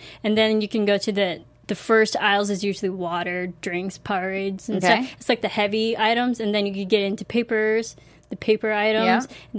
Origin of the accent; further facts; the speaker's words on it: Illinois, United States; now in Los Angeles, United States; I'm from Illinois. You know? So, like, I'm from the Midwest.